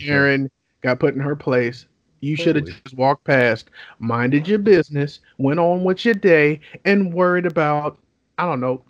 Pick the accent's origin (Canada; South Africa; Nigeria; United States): United States; Oakland, California